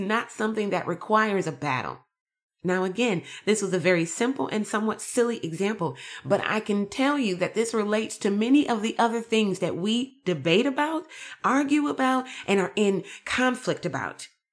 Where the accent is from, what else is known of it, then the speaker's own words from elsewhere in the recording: United States; I'm American